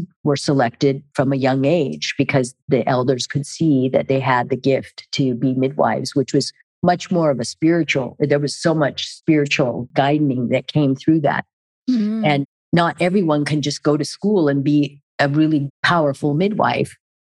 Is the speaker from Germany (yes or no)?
yes; Germany; And even growing up in Germany and being around all the different languages and cultures and traveling